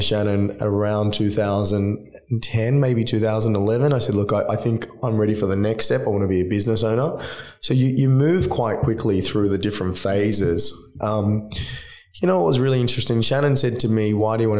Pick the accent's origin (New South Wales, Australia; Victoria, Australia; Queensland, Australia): New South Wales, Australia; Sydney; I grew up in Drummoyne